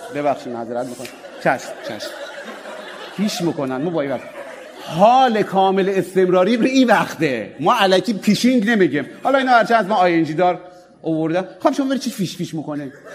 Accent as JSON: {"language": "Persian", "town": "Mashhad", "region": "Razavi Khorasan", "country": "Iran", "accent": "Mashhadi", "said": "ما به سکس چی میگیم در مشهد"}